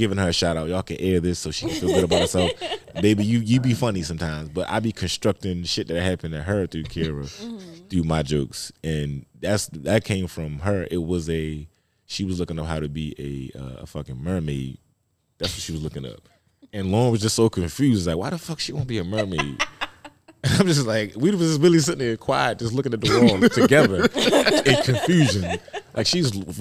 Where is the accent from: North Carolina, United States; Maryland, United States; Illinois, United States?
Maryland, United States; Baltimore; I'm from Baltimore